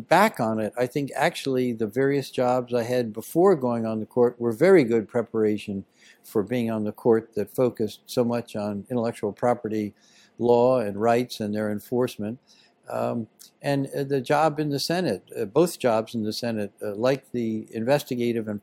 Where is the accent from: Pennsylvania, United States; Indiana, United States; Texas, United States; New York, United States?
Pennsylvania, United States; Wayne; also born or lived in Virginia; I grew up near Philadelphia in a town called Wayne